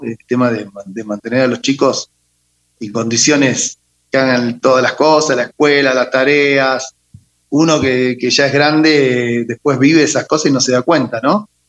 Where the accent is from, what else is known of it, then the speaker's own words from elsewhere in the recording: Lanús, Buenos Aires Province, Argentina; moved away as an adult; now in Quito, Ecuador; yo nací en Lanús. Eh, Lanús es un municipio de la provincia de Buenos Aires.